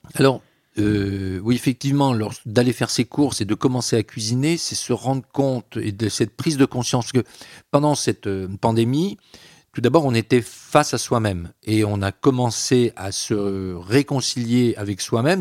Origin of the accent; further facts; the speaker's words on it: Breton, Brittany, France; je suis breton, pas bretonnant, mais quand même, euh, culturellement, je revendique cette identité bretonne